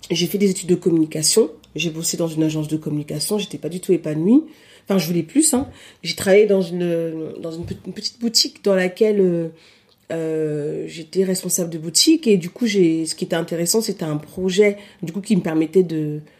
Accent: Paris, Île-de-France, France; born there; also born or lived in Cameroon; now in Lille, France; bah, je suis née à Paris, euh, j'ai vécu plusieurs années au Cameroun, plus de 10 ans.

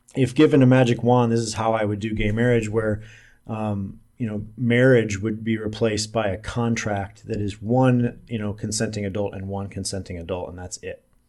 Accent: Omaha, Nebraska, United States; also born or lived in Salt Lake City / Las Vegas; now in Kansas City, United States; I'm from Omaha, Nebraska. I'm currently living in Kansas City.

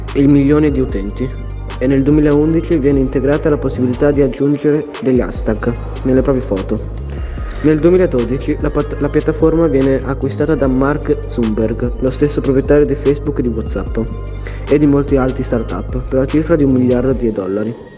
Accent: Bologna, Emilia-Romagna, Italy; Sono di Bologna e sono uno speaker del gruppo di tecnici

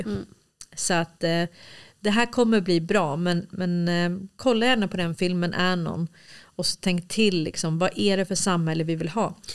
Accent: Stockholm, Stockholm County, Sweden; moved away; also born or lived in Småland; jag är uppväxt i Hässelby villastad

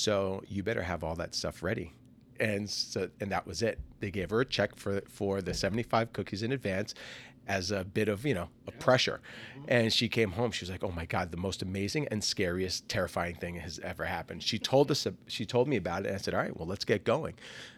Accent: New Jersey, United States; now in Orlando, United States; We hail from New Jersey, but it was Fat Ash Bakes was born here in Orlando in 2020.

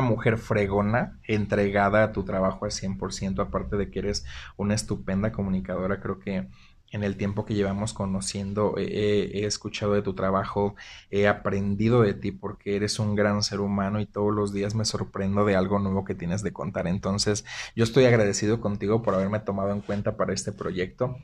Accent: Zihuatanejo, Guerrero, Mexico; now in Aguascalientes, Mexico; Soy orgullosamente guerrerense. Soy de la costa.

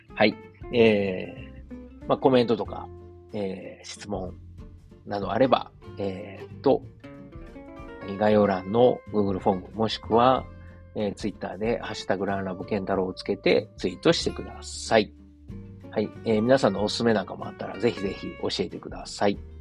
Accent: Osaka, Japan; accent: Osaka-ben; 大阪弁でこうやって配信してます

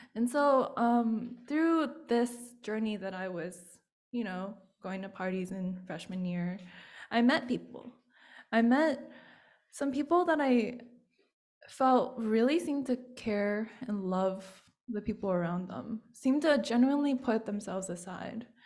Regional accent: United States; being Chinese American

